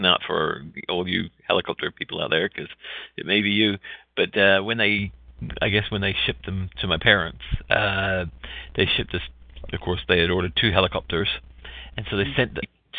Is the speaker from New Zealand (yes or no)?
yes; New Zealand; moved away; I'm from New Zealand